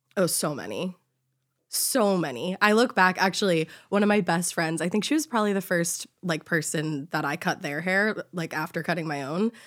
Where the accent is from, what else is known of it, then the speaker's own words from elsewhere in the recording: Boston, Massachusetts, United States; also born or lived in Honolulu, Hawaii; I grew up in Boston